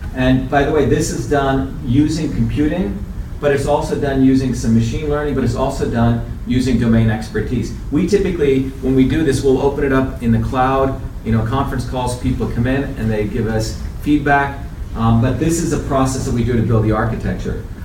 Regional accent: India; moved away; I grew up in India, where my grandmother is one of the village healers.

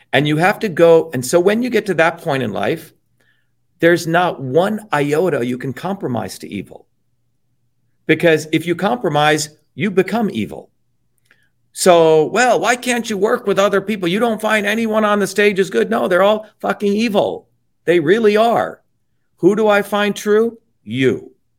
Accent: Newark, New Jersey, United States; also born or lived in Paterson, New Jersey / Clifton, New Jersey; I grew up in Newark and Patterson and Clifton, working class town

